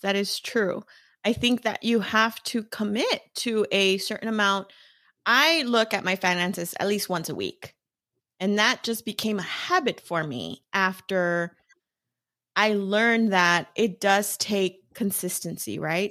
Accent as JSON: {"language": "English", "town": "Los Angeles", "region": "California", "country": "United States", "tie": "born or raised there", "said": "I was born and raised in East L"}